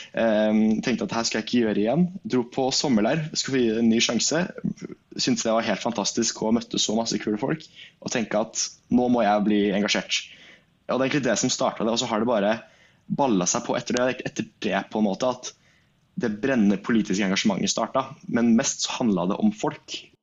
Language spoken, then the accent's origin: Norwegian; Fredrikstad, Østfold, Norway; jeg kommer fra Fredrikstad